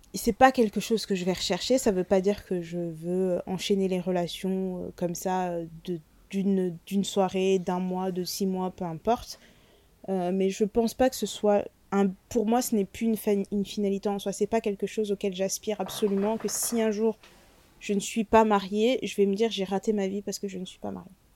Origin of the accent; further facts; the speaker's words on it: France; je suis née en France